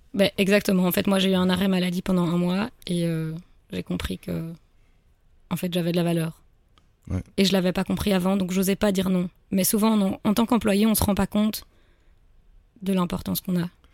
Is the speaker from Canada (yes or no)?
no; Brussels, Brussels-Capital Region, Belgium; je suis bruxelloise donc je cherchais autour de Bruxelles